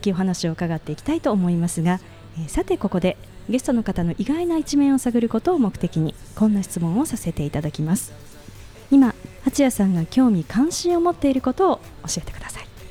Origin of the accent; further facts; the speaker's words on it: Yokohama, Kanagawa, Japan; 実は私も横浜出身で